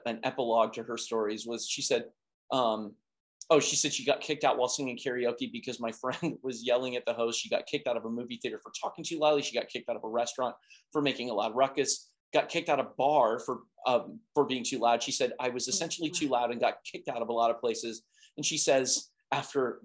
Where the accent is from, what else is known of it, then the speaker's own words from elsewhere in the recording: United States; as an American of my age